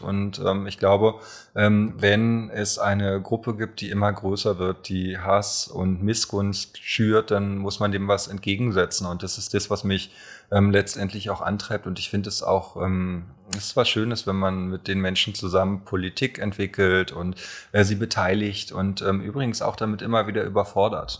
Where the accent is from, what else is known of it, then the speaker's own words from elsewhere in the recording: Berlin, Germany; also born or lived in Alt-Treptow, Berlin; Ich bin nämlich geboren in Köpenick und wohne jetzt in Alt-Treptow